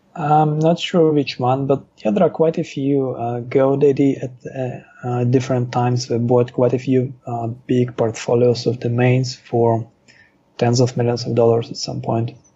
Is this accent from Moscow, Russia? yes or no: yes; Moscow, Russia; also born or lived in Israel; now in Thailand; I was born in Moscow, and then our family emigrated to Israel.